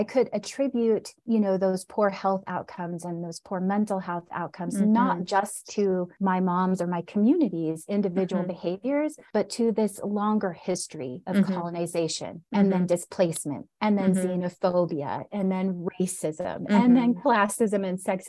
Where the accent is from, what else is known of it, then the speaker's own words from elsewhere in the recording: Southern Oregon, United States; now in Denver, United States; So we moved to Southern Oregon when I was about 4 years old and we moved to a small, rural, predominantly white town